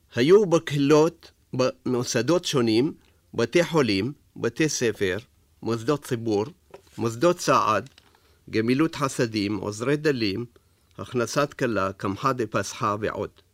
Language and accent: Hebrew; Baghdad, Baghdad Governorate, Iraq; moved away; בבגדד, שבה ישבו כמאה אלף יהודים, שהיוו כעשרים אחוז מהאוכלוסייה של העיר, הייתה חוויית ילדותי